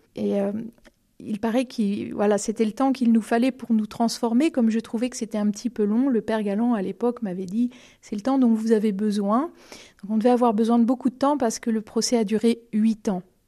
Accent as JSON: {"language": "French", "town": "Romorantin-Lanthenay", "region": "Centre-Val de Loire", "country": "France", "tie": "born or raised there", "also_born_or_lived": "Vendôme / Blois", "lives_now": "Montoire-sur-le-Loir, France", "said": "je, suis née euh, à Vendôme, mais j'ai grandi à Romorantin"}